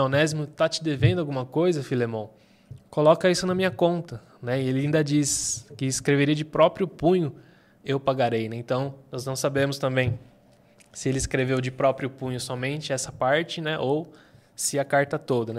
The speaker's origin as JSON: {"language": "Portuguese", "country": "Brazil", "said": "nós, enquanto brasileiros aqui do século XXI"}